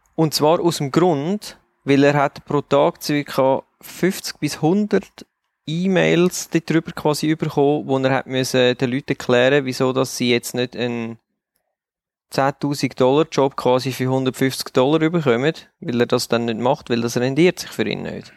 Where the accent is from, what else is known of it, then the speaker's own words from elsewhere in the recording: Switzerland; weil wir sind Schweizer, wir leben in der Schweiz